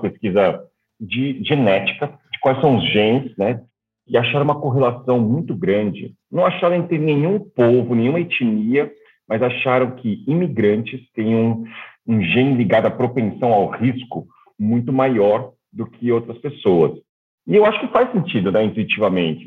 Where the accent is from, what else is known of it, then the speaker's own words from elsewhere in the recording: São Paulo, Brazil; moved away as an adult; also born or lived in Shanghai / Melbourne; Eu sou nascido em São Paulo